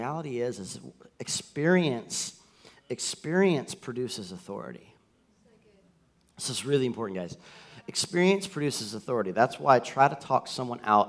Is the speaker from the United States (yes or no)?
yes; the South, United States; I grew up in the South